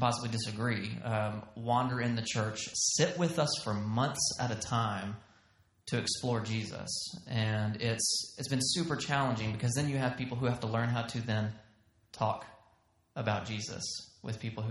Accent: Texas, United States; accent: Southern; also born or lived in Georgia; now in Bozeman, United States; We have Texas pride. So my wife always says, you know, we have to tell people we're from Texas, not Georgia. We're from Texas.

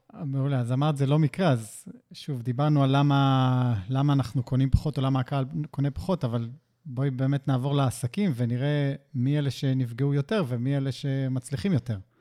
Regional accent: Israel; אין לנו סבלנות כישראלים

